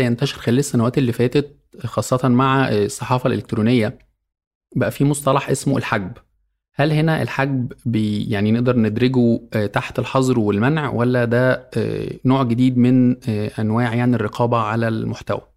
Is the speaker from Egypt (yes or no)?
yes; Egypt; عندنا في مصر